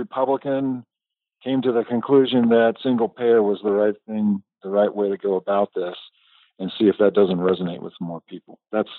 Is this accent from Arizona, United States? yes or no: yes; Phoenix, Arizona, United States; moved away; also born or lived in Utah; I grew up in Phoenix, Arizona, and eventually went to school, university in Utah, where I stayed for my medical training and my residency in family practice